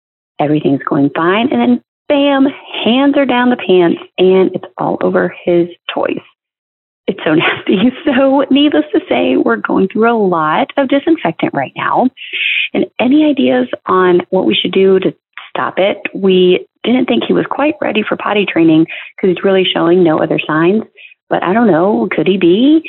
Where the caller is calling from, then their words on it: North Carolina, United States; Hey, moms. … from North Carolina